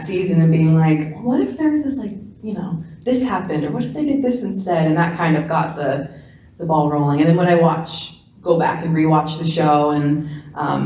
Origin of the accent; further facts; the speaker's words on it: Wall, New Jersey, United States; I'm from Jersey